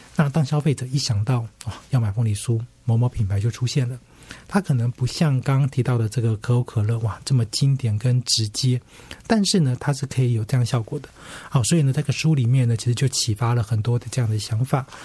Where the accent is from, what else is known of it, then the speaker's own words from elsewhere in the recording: Taipei, Taiwan; 像我老家在这个永康街